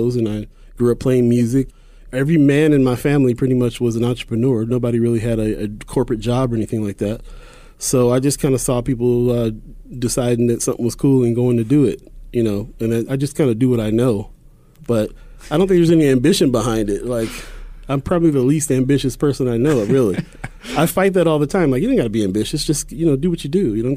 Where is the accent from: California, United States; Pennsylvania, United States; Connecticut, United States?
California, United States; moved away as an adult; also born or lived in New York / Hawaii / Europe / Nebraska; now in Omaha, United States; I grew up in California, and then I've lived in, you know, other places like New York, and went to Europe for a year, lived in Hawaii for 9 years